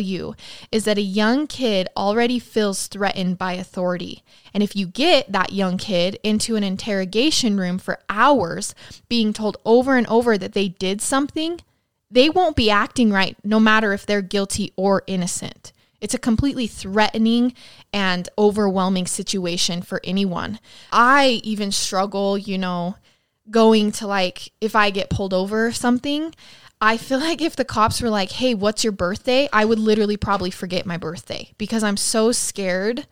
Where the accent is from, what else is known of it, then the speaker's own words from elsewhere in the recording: Idaho Falls, Idaho, United States; my hometown of Idaho Falls